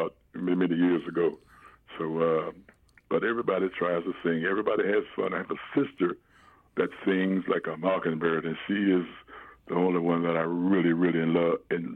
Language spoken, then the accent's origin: English; Washington, District of Columbia, United States; now in Indianapolis, United States; I was born and raised in Washington, D.C.